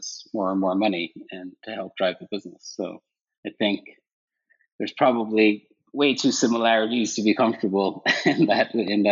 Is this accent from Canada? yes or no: no; Ireland; moved away as an adult; also born or lived in Connecticut, United States; now in United States; I grew up in Ireland, actually, and moved to the States in my early 20s